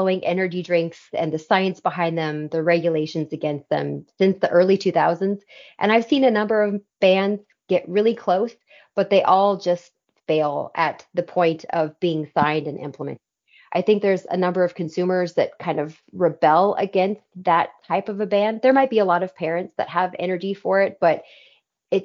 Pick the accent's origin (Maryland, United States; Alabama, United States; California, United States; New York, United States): California, United States; I'm from California